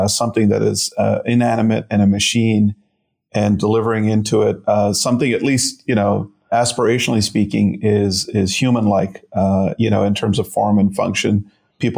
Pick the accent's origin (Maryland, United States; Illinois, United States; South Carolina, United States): Illinois, United States; Chicago; also born or lived in India; my mom, my brother and I settled just a few years later in Chicago. And so I'm a Midwesterner. You know, I was two when I came